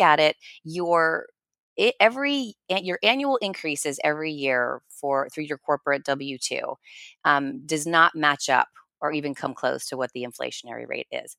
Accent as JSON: {"language": "English", "region": "New Jersey", "country": "United States", "tie": "born or raised there", "said": "I'm a blue collar kid, I grew up in New Jersey"}